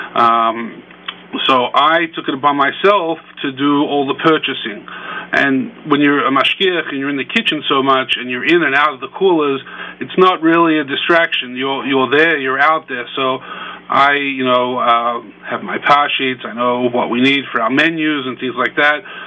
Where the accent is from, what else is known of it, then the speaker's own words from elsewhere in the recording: Australia; moved away as an adult; also born or lived in New Jersey / Connecticut / New York; now in Chicago, United States; I was born and raised in Australia, and I came to the U.S. about 20 years ago when I was a bacher in yeshiva